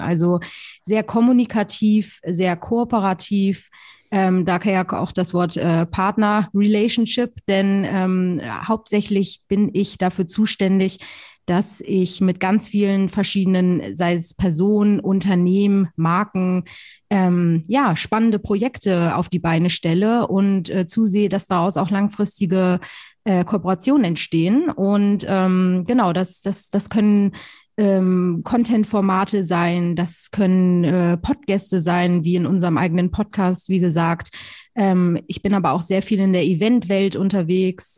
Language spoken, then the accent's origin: German; Hamburg, Germany; Ich komme original aus Hamburg